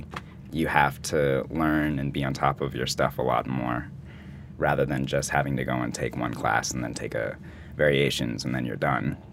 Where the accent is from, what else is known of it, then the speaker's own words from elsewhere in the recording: Emmaus, Pennsylvania, United States; now in New York, United States; I'm from the Lehigh Valley, Pennsylvania, specifically in Emmaus, Pennsylvania, and I went to a little studio called Dolly Holtzman Dance Academy.